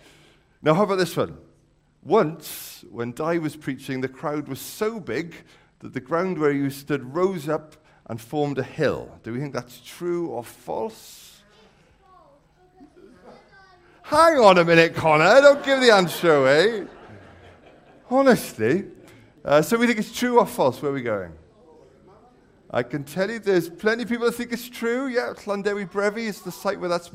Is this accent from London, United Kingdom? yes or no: no; the Valleys, Wales, United Kingdom; I'm from the Valleys